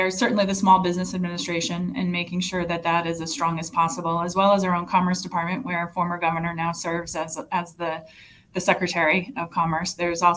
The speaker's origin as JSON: {"language": "English", "town": "Cranston", "region": "Rhode Island", "country": "United States", "tie": "born or raised there", "lives_now": "Warwick, United States", "said": "I grew up here. I was raised in Cranston, live in Warwick now"}